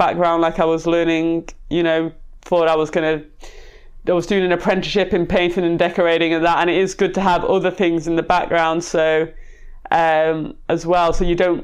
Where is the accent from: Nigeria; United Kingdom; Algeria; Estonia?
United Kingdom; Manchester, North West England; I was brought up in South Manchester